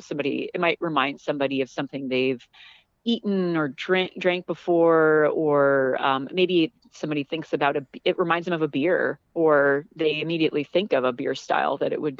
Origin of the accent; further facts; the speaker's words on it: Southern California, United States; moved away as an adult; I grew up in Southern California